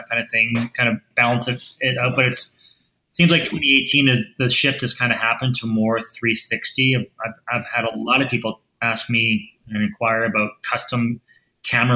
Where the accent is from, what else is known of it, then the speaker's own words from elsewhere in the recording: Edmonton, Alberta, Canada; also born or lived in Vancouver area, British Columbia; now in British Columbia, Canada; I'm originally from Edmonton